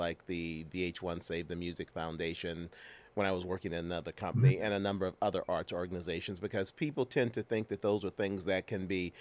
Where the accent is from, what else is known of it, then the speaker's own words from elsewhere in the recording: St. Louis, Missouri, United States; I grew up in St. Louis, as you know. I went to Vashon High School